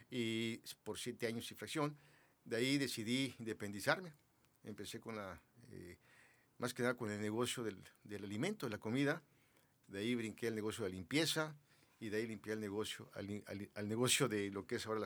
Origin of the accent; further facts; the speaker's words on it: Mexico City, Mexico; moved away as an adult; now in Mexicali, Mexico; yo soy nacido en la Ciudad de México. Llegué aquí a Mexicali a los 18 años.